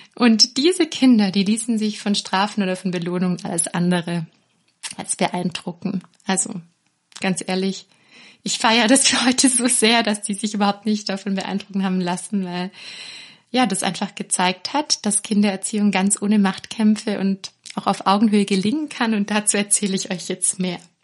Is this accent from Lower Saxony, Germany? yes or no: no; near Ravensburg, Baden-Württemberg, Germany; Aufgewachsen bin ich erstmal in der Nähe von Ravensburg, da wo die Spiele herkommen, das wissen die meisten. Und ich bin ganz behütet eigentlich in einem Dorf aufgewachsen